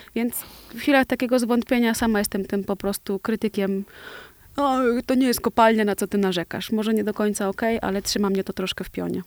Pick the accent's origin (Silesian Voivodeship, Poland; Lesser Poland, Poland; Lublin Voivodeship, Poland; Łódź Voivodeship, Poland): Łódź Voivodeship, Poland; Osiedle Niewiadów; na bloku, w którym się wychowywałam